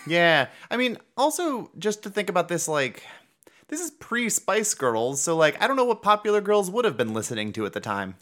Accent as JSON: {"language": "English", "town": "Cleveland", "region": "Ohio", "country": "United States", "said": "I'm from Cleveland, Ohio"}